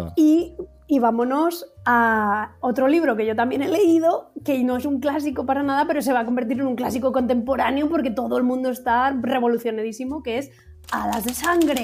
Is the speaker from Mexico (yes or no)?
no; Valladolid, Castile and León, Spain; muy de mi tierra, muy de Valladolid